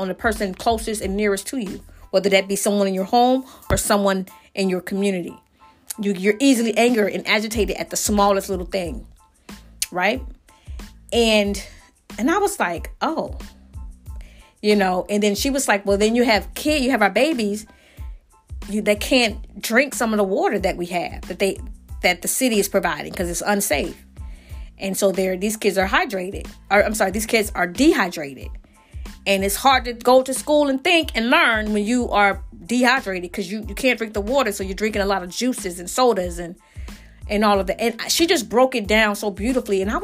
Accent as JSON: {"language": "English", "area": "Lowndes County", "region": "Alabama", "country": "United States", "tie": "born or raised there", "said": "where I grew up in Lowndes County, Alabama"}